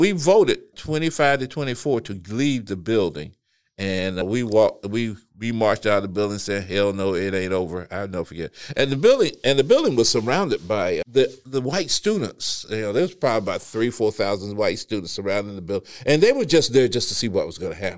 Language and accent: English; the South, United States; we grew up in the South